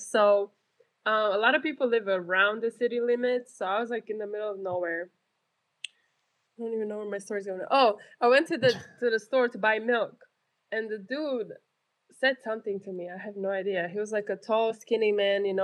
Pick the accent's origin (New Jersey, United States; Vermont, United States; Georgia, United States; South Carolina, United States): South Carolina, United States; Like I'm I'm from South Carolina, you know.